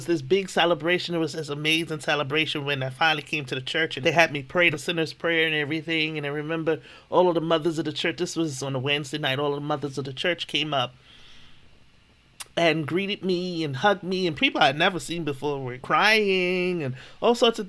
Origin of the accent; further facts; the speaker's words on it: Bermuda; I grew up in Bermuda.